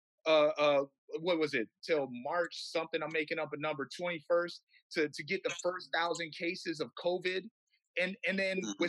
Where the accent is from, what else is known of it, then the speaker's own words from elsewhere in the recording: Blackfeet, Northern Plains, Montana, United States; I come from the Blackfeet people, those tall, brilliant, and modest, and suspiciously good-looking people from the Northern Plains, directly south of what is now known as the Canadian border